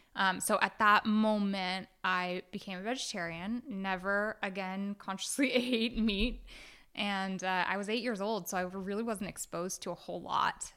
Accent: Oakland, California, United States; I grew up in Oakland, California

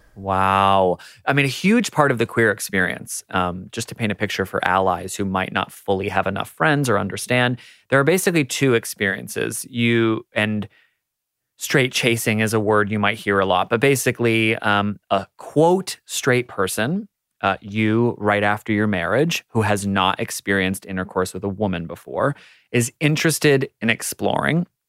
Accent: United States; moved away as an adult; now in Australia; as an American who moved to Australia

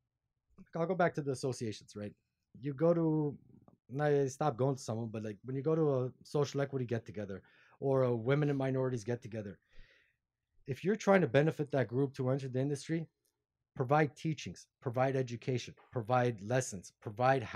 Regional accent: Glendale, California, United States; LA. Glendale

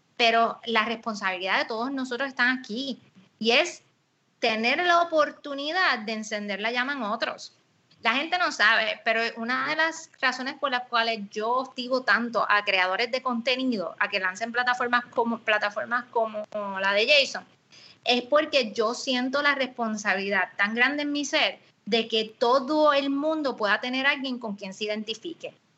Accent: Puerto Rico; nosotros en Puerto Rico

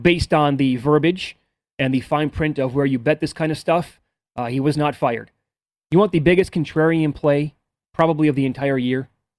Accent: Midwest, United States; I'm from the Midwest

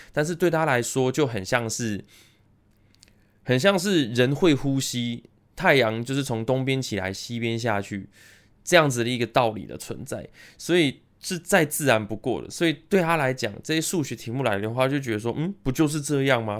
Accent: Taiwan; also born or lived in United States; 我是在美国出生，但是美国出生大概到幼稚园左右我就回来台湾了

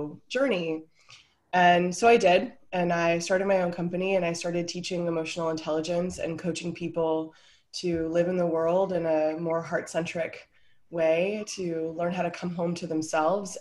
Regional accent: United States; moved away as an adult; now in Denmark; I'm an American

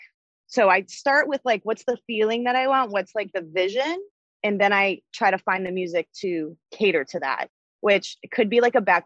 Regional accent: Northern Kentucky / Cincinnati area, United States; also born or lived in Buffalo, New York; I was born in Buffalo, New York. I trained at Mary Alice's Dance until I was about 7. My dad got a job transfer and that moved me to the Northern Kentucky / Cincinnati area.

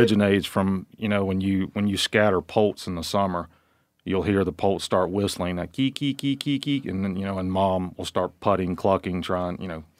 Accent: Virginia, United States; I grew up in Virginia as a suburban kid that got to hunt on Saturdays with his dad

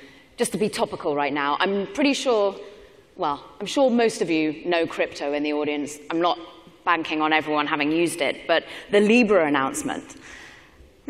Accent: United Kingdom; moved away; I'm originally British

